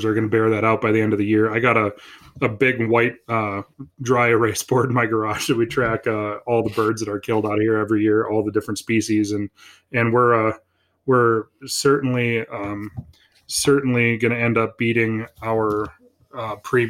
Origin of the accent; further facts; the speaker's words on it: Minot, North Dakota, United States; moved away as an adult; also born or lived in Fargo, North Dakota; now in Stanley, United States; I was born and raised in Minot, spent most of my life there.